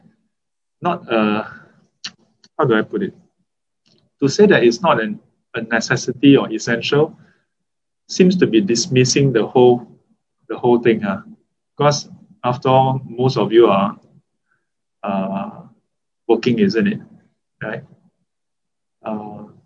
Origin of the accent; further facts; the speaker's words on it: Singapore; As a Singaporean